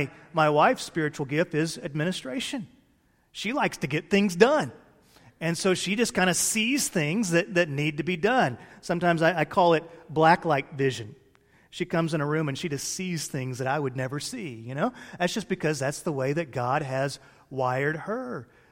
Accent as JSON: {"language": "English", "region": "Illinois", "country": "United States", "tie": "born there", "said": "You've heard me bemoan the fact before that I was born 100 miles outside of Chicago. I wanted to be born in the Republic of Texas. All my kids are born in the Republic of Texas, but I was born up north."}